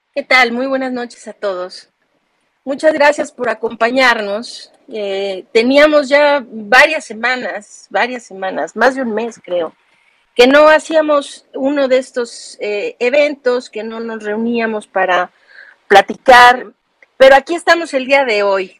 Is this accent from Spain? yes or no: no; Mexico; de nosotros como mexicanos